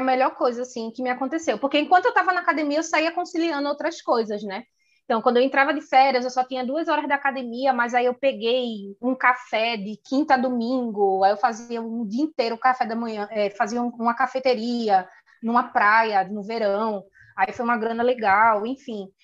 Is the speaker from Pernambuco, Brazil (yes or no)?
yes; Recife, Pernambuco, Brazil; moved away as an adult; also born or lived in Dublin, Ireland; Eu saí de Recife